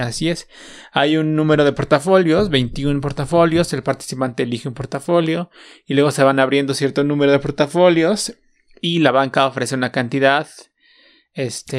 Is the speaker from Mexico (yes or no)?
yes; Mexico; pues somos mexicanos